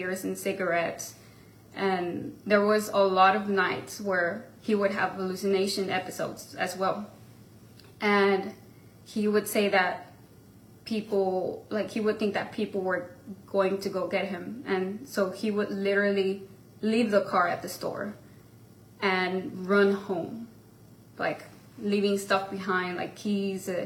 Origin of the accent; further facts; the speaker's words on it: Mission, Texas, United States; also born or lived in McAllen, Texas; at the age of 4, we moved to Mission, Texas, which that's where I grew up all my life